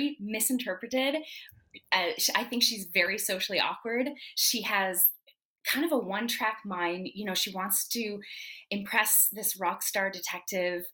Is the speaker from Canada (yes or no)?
yes; Canada; being French Canadian